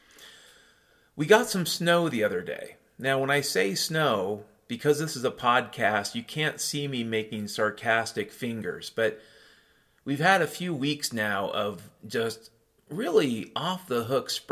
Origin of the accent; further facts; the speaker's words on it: Western Washington, United States; I grew up in Western Washington